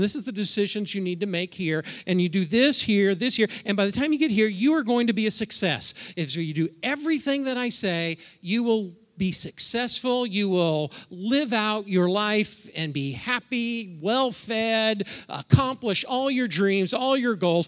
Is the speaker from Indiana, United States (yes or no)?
yes; Indiana, United States; moved away as an adult; also born or lived in Ohio; now in Minnesota, United States; Debbie and I, we're from Indiana. We probably still consider ourselves Hoosiers